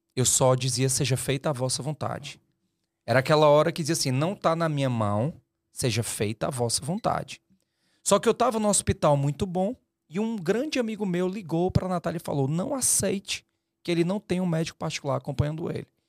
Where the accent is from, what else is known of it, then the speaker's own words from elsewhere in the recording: Fortaleza, Ceará, Brazil; eu sou de Fortaleza